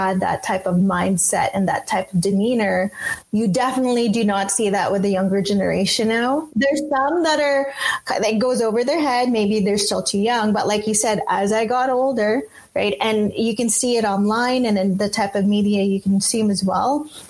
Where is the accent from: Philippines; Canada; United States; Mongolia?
Philippines; I know I'm Filipino because of my capacity and my ability to love so deeply for my community and for people around me